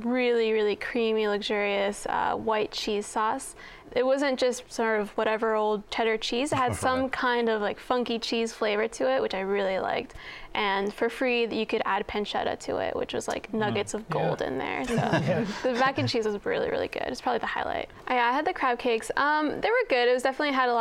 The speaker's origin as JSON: {"language": "English", "region": "North Carolina", "country": "United States", "moved": "yes", "said": "I'm from North Carolina"}